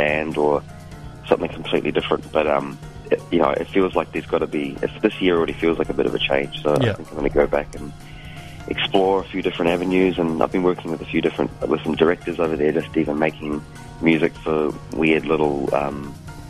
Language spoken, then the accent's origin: English; New Zealand; now in Brooklyn, United States; New Zealand as a home country